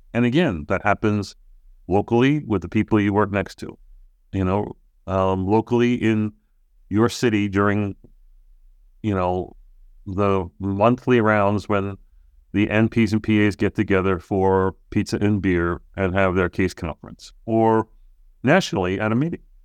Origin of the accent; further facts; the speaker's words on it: Long Island, New York, United States; moved away; back in my hometown in, on Long Island